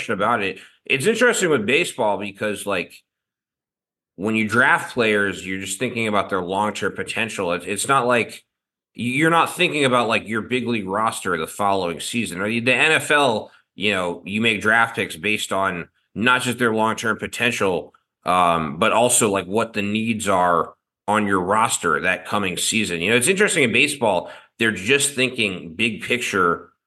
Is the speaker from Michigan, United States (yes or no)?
no; Baltimore, Maryland, United States; I grew up in Baltimore